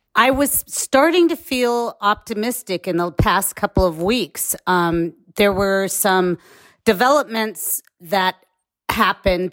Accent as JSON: {"language": "English", "area": "Bay Area", "region": "California", "country": "United States", "said": "I'm from the Bay Area"}